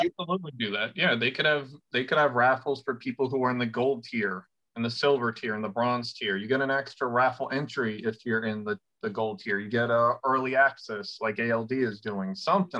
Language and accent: English; New York City, New York, United States; moved away as an adult; I grew up in the city